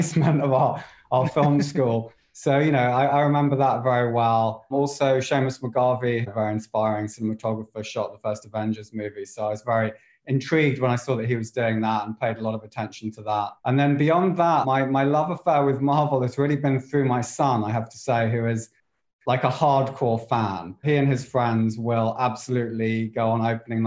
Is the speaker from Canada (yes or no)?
no; England, United Kingdom; I'm English. I wasn't really exposed to all the American shows